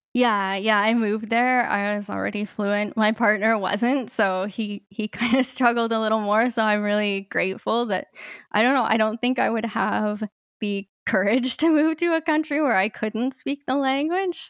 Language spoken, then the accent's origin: English; Canada; moved away as an adult; also born or lived in Peru; my life as a blind person growing up in Canada and then moving to Latin America